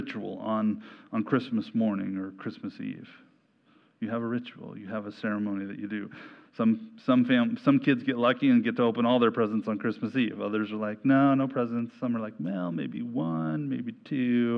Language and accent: English; Ontario, Oregon, United States; I grew up in Ontario, Oregon for much of my growing up years